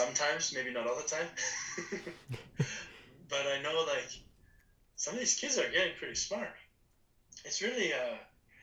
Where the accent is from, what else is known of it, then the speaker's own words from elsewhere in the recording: Leduc, Alberta, Canada; also born or lived in Edmonton; we're both from Leduc, born in Edmonton, both living in Leduc